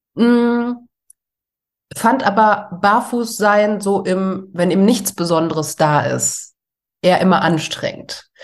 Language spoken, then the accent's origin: German; Ruhr area, North Rhine-Westphalia, Germany; also born or lived in Essen; Wir kommen ja alle irgendwie aus dem Ruhrgebiet